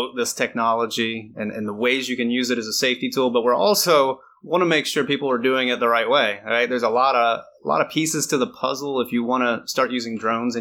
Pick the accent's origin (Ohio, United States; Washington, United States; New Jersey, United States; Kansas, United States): Ohio, United States; Northwest; I'm from Northwest Ohio, and it's all cornfields